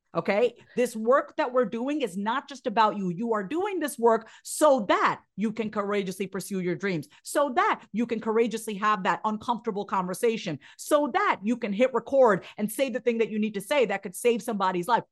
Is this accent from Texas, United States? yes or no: no; Long Island, New York, United States; I grew up on Long Island. I'm a first generation Indian immigrant.